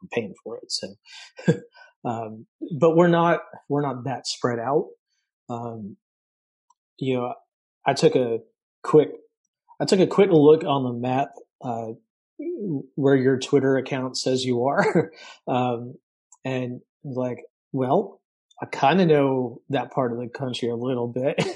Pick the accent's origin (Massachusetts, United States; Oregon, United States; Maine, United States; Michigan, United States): Massachusetts, United States; moved away; also born or lived in upstate New York; I grew up in Massachusetts and I lived for a while in, in upstate New York